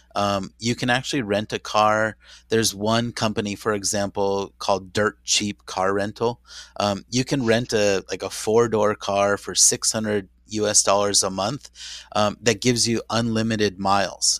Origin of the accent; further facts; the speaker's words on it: San Diego, California, United States; I was raised in San Diego as a baseball Padre fan